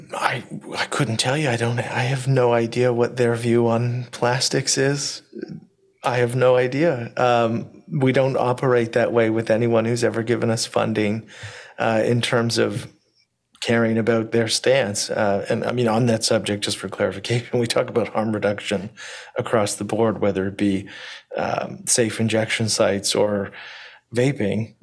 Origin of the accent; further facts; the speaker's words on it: Canada; now in Ontario, Canada; as a Canadian who lives in Ontario